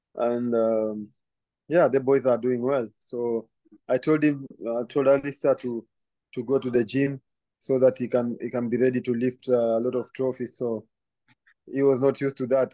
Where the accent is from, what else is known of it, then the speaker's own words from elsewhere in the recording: Kenya; moved away; also born or lived in Belgium / Scotland; growing up in Kenya